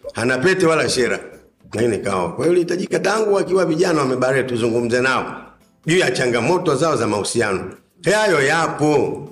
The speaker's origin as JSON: {"language": "Swahili", "region": "Dar es Salaam", "country": "Tanzania", "tie": "born or raised there", "said": "mimi nimezaliwa Ilala"}